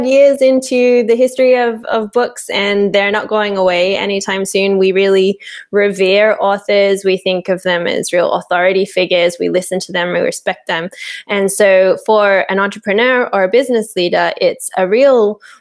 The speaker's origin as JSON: {"language": "English", "town": "Sydney", "region": "New South Wales", "country": "Australia", "tie": "born or raised there", "moved": "yes", "lives_now": "Portugal", "said": "I was born and raised in Sydney in Australia"}